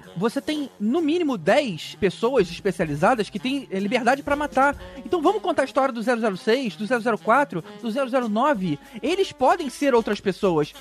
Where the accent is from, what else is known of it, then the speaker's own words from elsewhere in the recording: São Paulo, Brazil; sou de São Paulo e moro pertinho da CCXP